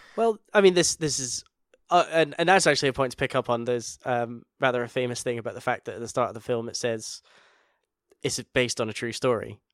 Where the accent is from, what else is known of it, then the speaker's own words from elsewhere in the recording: Scotland, United Kingdom; we're both Scottish.